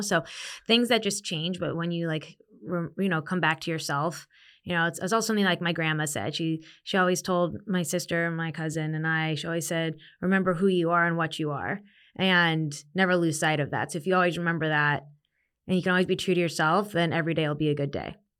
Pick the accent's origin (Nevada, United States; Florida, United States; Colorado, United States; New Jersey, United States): Nevada, United States; Las Vegas; moved away as an adult; also born or lived in Arizona / New York; born and raised in Vegas